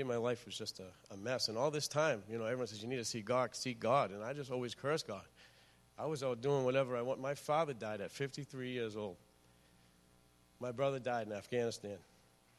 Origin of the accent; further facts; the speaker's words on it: Lynn, Massachusetts, United States; I'm from Lynn, Massachusetts. I grew up actually all over the North Shore